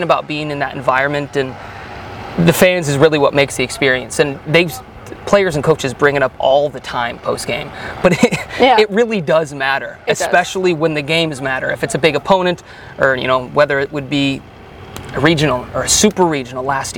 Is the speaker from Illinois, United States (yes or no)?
yes; Chicago, Illinois, United States; also born or lived in Minnesota; now in North Carolina, United States; I grew up in the Chicagoland area